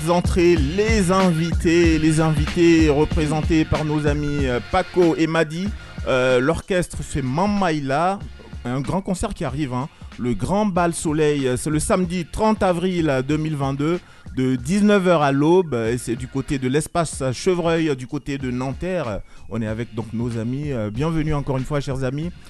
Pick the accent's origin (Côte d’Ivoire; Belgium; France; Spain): Côte d’Ivoire; moi je suis ivoirien